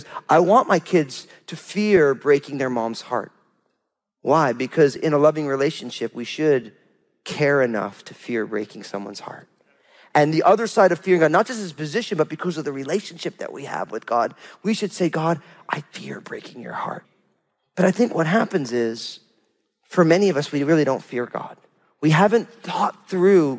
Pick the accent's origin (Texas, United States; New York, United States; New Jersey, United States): New Jersey, United States; I'm from New Jersey